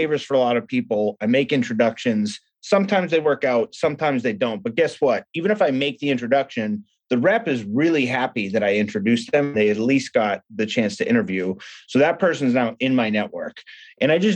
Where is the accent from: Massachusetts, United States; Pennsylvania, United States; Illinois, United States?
Massachusetts, United States; Boston; moved away as an adult; also born or lived in Seattle; I grew up in Boston